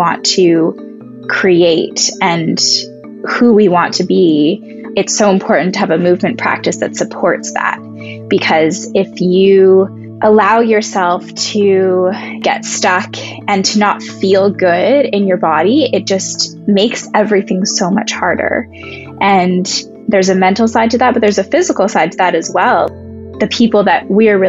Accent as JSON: {"language": "English", "town": "Vancouver", "region": "British Columbia", "country": "Canada", "tie": "born or raised there", "said": "I actually was born and raised in Vancouver, so have lived here all of my life"}